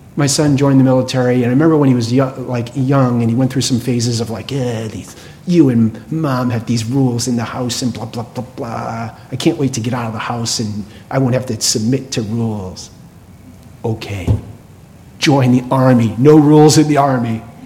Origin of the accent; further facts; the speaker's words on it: right outside of Boston, Massachusetts, United States; I grew up right outside of Boston.